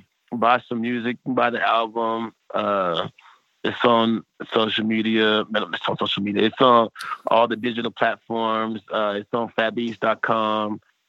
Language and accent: English; Midwest, United States; we the Midwest.